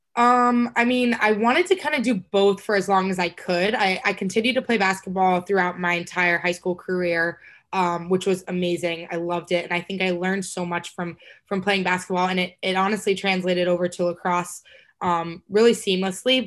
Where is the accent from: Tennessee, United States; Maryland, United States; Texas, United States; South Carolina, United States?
Texas, United States; I'm from Texas